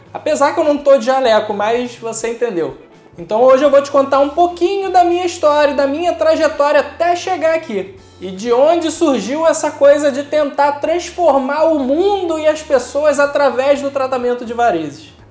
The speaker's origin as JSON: {"language": "Portuguese", "town": "Maricá", "region": "Rio de Janeiro", "country": "Brazil", "tie": "born or raised there", "also_born_or_lived": "Niterói", "said": "Eu nasci aqui mesmo em Niterói, mas eu passei toda a minha infância e boa parte da adolescência na cidade de Maricá. Eu vim de uma família simples, mas trabalhadora"}